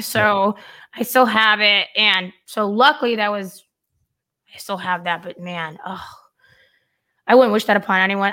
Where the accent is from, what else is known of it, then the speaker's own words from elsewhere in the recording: California, United States; moved away; I'm from California